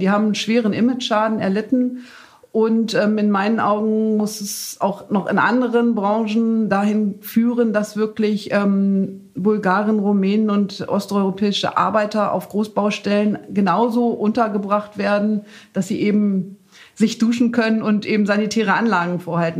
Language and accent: German; Lower Saxony, Germany; bei uns in Niedersachsen